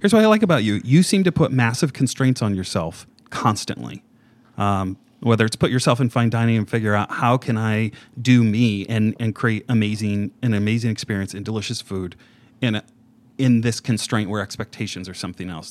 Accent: Indiana, United States; I grew up in Indiana

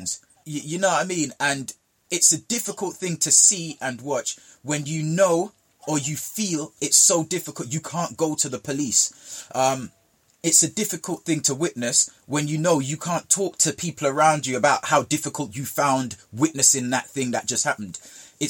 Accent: Jamaica; where I grew up in Jamaica

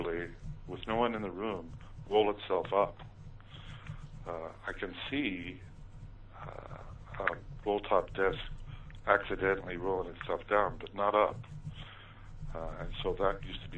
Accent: Ogden, Utah, United States; when I was growing up in Ogden, Utah

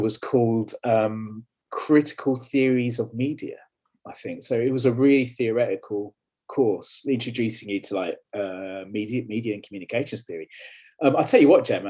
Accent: London, United Kingdom; moved away; also born or lived in Leeds; I was born and bred in London, um, or where London hits Essex, actually, as you can probably tell by my accent

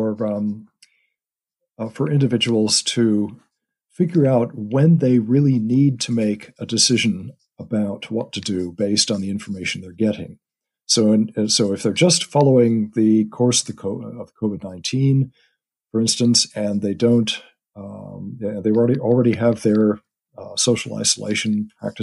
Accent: United States; moved away; My family is, as you can tell from my accent, over in the U.S.

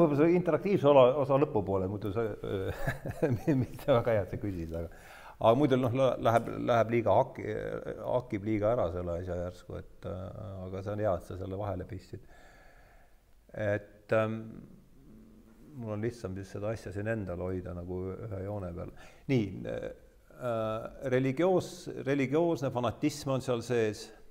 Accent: Rakvere, Lääne-Viru County, Estonia; ma olen ise ka Rakverest pärit

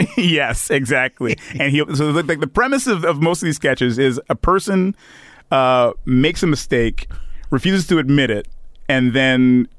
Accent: Detroit, Michigan, United States; You know, so we're all from Detroit.

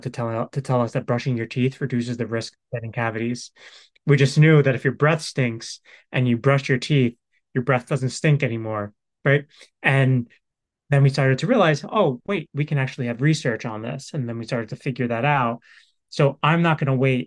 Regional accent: New York, United States; I'm from New York

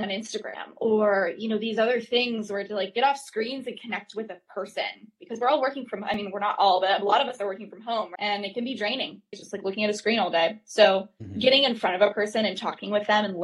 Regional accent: North Carolina, United States; now in Brooklyn, United States; I'm from North Carolina. I grew up like running around farms, like as a kid

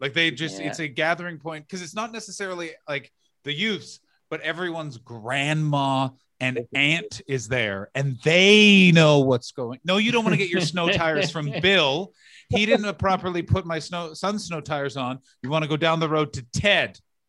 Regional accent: Ottawa, Ontario, Canada; now in Los Angeles, United States; I'm from Ottawa originally.

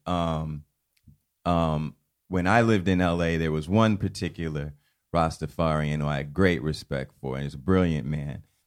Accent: New York City, New York, United States; also born or lived in West Indies / Los Angeles; growing up in Harlem in the nineties

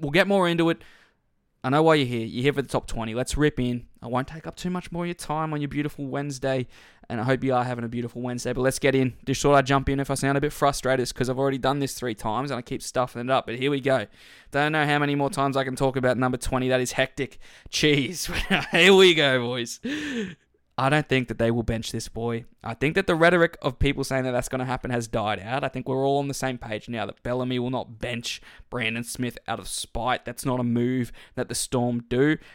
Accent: Queensland, Australia; as a Queenslander

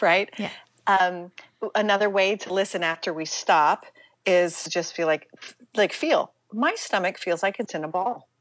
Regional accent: Pittsburgh, Pennsylvania, United States; I'm mm-hmm. from Pittsburgh, Pennsylvania

